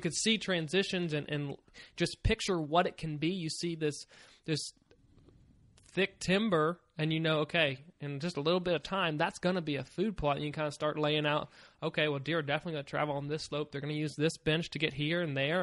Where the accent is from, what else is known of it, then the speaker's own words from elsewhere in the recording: Virginia, United States; moved away as an adult; also born or lived in Maryland; I grew up in Virginia. I lived there for about twenty years